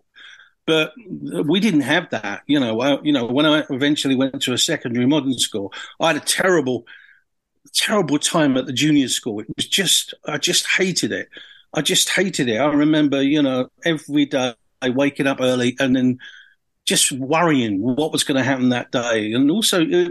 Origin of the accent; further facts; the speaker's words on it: Orpington, London, United Kingdom; I grew up in, I was born in Orpington, if you can refrain from laughing. Not much happens in Orpington. You know, I lived on the Ramsden Estate